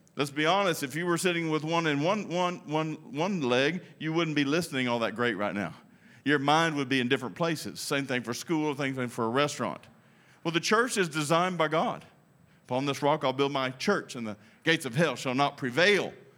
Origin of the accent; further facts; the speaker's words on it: United States; I'm American